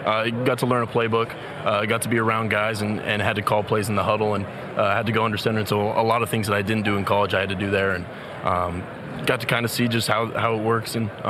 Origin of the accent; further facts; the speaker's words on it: Oregon, United States; Growing up in Oregon, always was a Duck fan